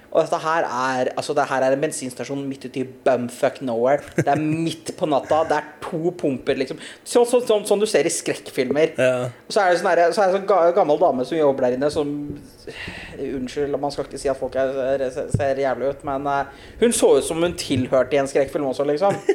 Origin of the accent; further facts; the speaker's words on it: Norway; also born or lived in Bø; hjemme i, hjemme i Norge